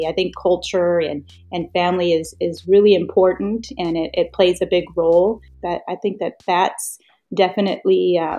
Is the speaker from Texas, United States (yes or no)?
yes; Harlingen, Texas, United States; I was born right here, born and raised in Harlingen.